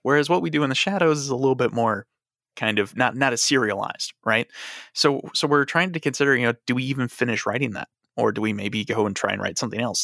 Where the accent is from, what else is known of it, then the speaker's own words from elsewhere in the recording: Chicago, Illinois, United States; I grew up in Chicago, and I've never lived anywhere else.